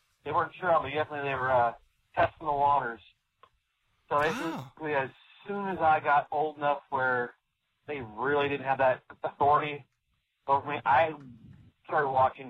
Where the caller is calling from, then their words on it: California, United States; from Northern California.